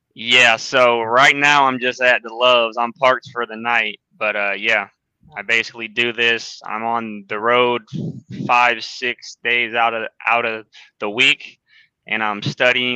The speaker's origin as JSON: {"language": "English", "region": "Illinois", "country": "United States", "said": "I'm from Illinois"}